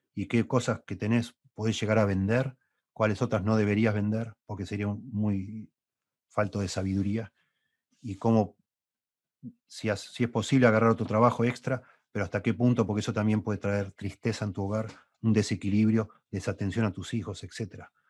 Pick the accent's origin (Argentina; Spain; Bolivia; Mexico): Argentina; also born or lived in Uruguay; Yo nací en Uruguay, me vine a vivir en Argentina, Argentina a los siete años. Bueno, llegué a hacer dos años de primaria en Uruguay